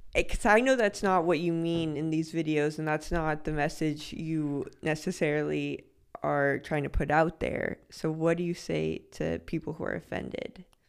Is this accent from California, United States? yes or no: yes; Los Angeles, California, United States; moved away; I'm from Los Angeles.